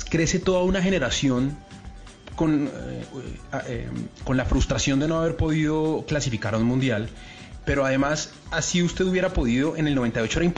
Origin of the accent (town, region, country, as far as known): Colombia